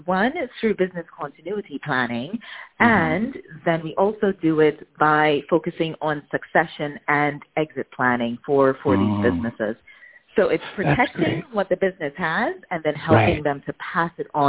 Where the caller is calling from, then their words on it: Amsterdam, North Holland, Netherlands; I am calling from Amsterdam in the Netherlands.